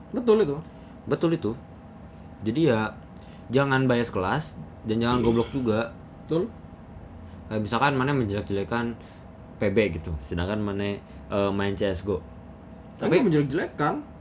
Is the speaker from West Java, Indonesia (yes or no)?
yes; Kuningan, West Java, Indonesia; Jadi ya sedangkan aing sebagai anak Kuningan merasa Ance Bagus tuh uh, apa ya